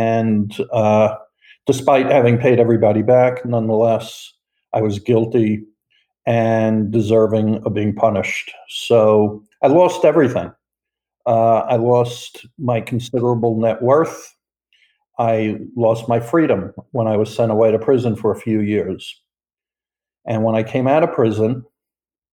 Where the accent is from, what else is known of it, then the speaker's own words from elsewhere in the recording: New York, United States; moved away as an adult; also born or lived in South Florida; I am from New York